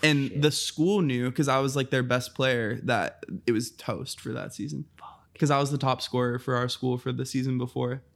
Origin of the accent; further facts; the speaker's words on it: Fort Knox, Kentucky, United States; moved away; also born or lived in Santa Clarita, California; I'm from Fort Knox, Kentucky.